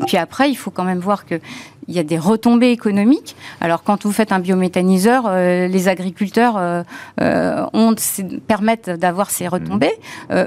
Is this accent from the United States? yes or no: no; France; Moi, je suis française comme vous